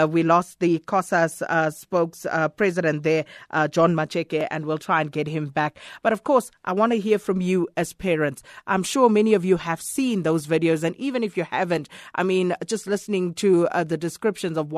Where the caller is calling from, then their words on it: South Africa; I'm calling from Paduguza.